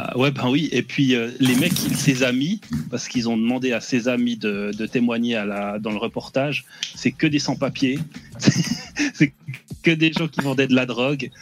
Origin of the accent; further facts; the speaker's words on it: Switzerland; je suis suisse